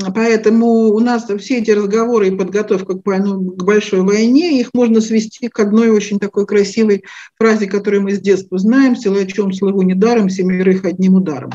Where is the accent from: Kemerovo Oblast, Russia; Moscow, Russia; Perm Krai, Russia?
Moscow, Russia; moved away as an adult; now in Israel; Родилась в Москве, астрологией начала заниматься где-то так в конце 80-х годов